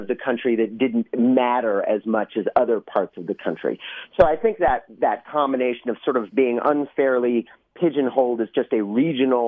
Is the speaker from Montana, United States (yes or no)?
yes; Missoula, Montana, United States; I grew up in Missoula, Montana